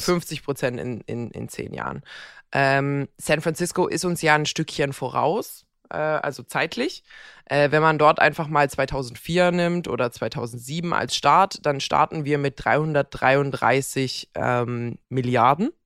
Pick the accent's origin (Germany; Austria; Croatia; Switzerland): Croatia; moved away; meine Heimat Kroatien